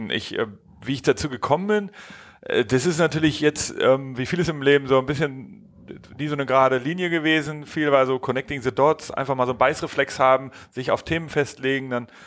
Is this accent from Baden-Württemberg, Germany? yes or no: no; Hamburg, Germany; Genau, ich bin in Hamburg aufgewachsen. Ich komme so aus, aus den Elbvororten, war, war da, habe da Abi gemacht